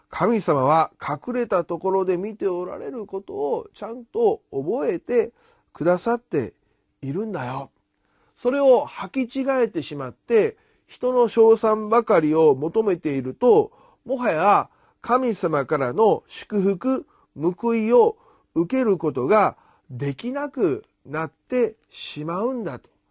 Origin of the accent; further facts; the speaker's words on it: Japan; 私たちのこの国